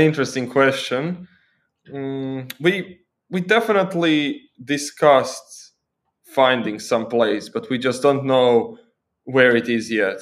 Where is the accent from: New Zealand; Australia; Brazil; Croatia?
Croatia; moved away as an adult; also born or lived in Germany; now in Sri Lanka; I grew up in Croatia